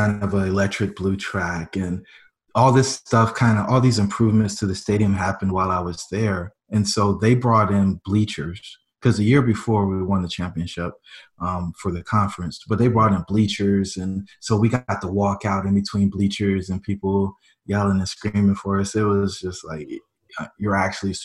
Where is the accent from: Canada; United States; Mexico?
United States; Fayetteville, North Carolina; moved away as an adult; now in Greensboro, United States; where I grew up in Fayetteville